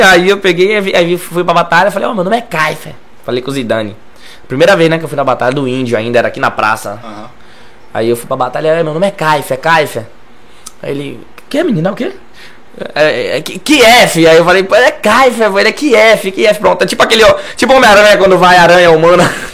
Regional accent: Lauro de Freitas, Bahia, Brazil; Não saí de Lauro

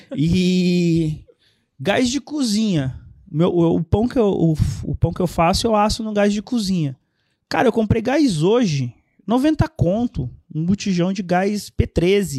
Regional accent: Vale do Paraíba, São Paulo, Brazil; moved away as an adult; also born or lived in Recife, Pernambuco / São José dos Campos; now in Fernandópolis, Brazil; Eu sou recifense, minha família migrou para o Vale do Paraíba. Eu era muito pequeno, 5 anos, mais ou menos 5, 6 anos. Aí cresci lá, passei a minha vida minha vida lá

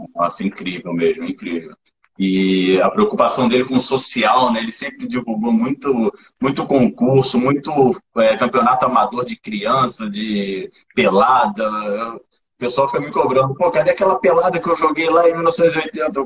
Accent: Rio de Janeiro, Brazil; eu sou do Rio

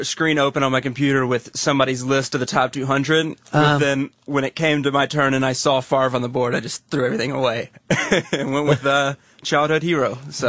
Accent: Crawford, Texas, United States; accent: southern; now in New York, United States; when I was growing up in Crawford

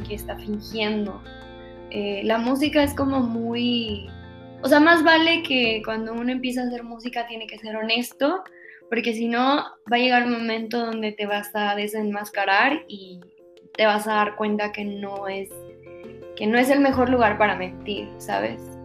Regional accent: Monterrey, Nuevo León, Mexico; de donde yo soy, de Monterrey, Aquí realmente tampoco hay una gran industria

